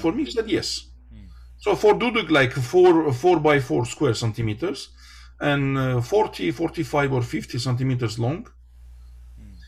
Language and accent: English; Ararat Valley, Armenia; English is a second language; born and I become from the Ararat uh, region, Ararat Valley